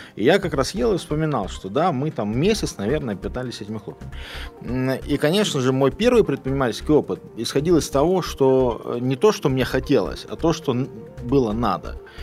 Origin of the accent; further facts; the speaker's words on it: Lithuania; moved away as an adult; also born or lived in Kaliningrad, Russia / United States / United Kingdom; я родился в Литве, уехал в Калининград, поступил на Калининградский, э, уни... Калининградский университет